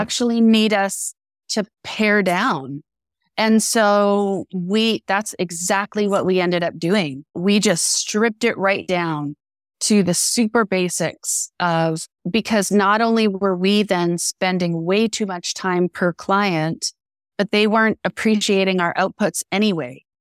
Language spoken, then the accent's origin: English; Canada; we're Canadian, I'm Canadian